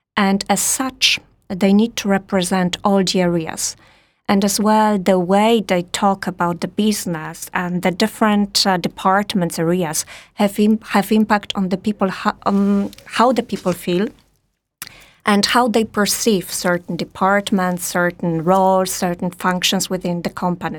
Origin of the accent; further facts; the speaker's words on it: Poland; also born or lived in Warsaw / France; I'm Polish